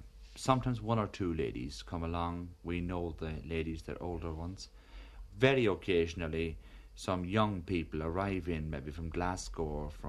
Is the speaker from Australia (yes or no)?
no; County Cavan, Ulster, Ireland; now in London, United Kingdom; I come from County Cavan in Ireland, and I live here. I live in the hostel.